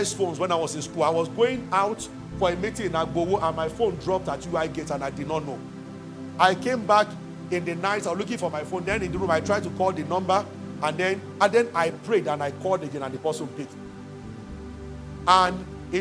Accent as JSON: {"language": "English", "country": "Nigeria", "said": "as a Nigerian"}